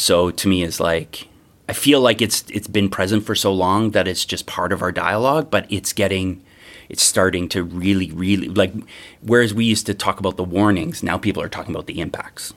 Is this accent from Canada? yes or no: yes; Treaty Three territory, Ontario, Canada; now in Toronto, Canada; I was raised mostly in Treaty Three territory.